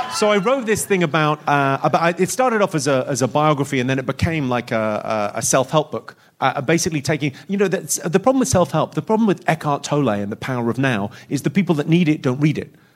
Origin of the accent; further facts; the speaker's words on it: United Kingdom; a British man